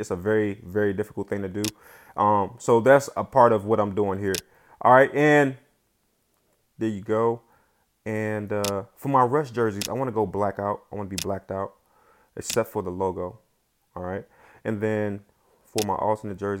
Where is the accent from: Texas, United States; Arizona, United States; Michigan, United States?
Michigan, United States; Detroit; I'm from Detroit